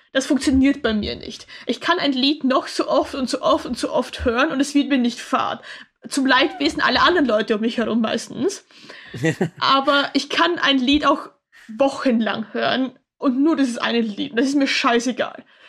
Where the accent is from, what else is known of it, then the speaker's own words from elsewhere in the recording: Austria; ich komme aus Österreich